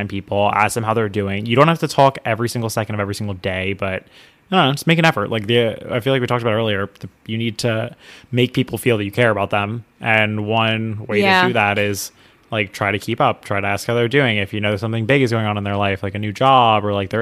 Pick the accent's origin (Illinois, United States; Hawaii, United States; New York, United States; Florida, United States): New York, United States; I'm a New Yorker